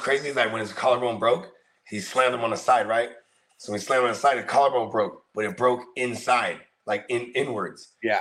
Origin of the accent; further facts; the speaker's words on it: Bay Area, California, United States; also born or lived in Tracy, California; I grew up in the Bay Area